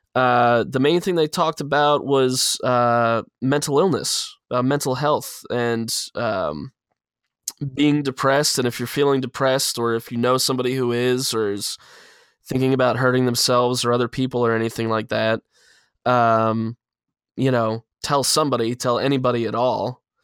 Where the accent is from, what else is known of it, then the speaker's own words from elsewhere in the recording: Pennsylvania, United States; in my state, in my hometown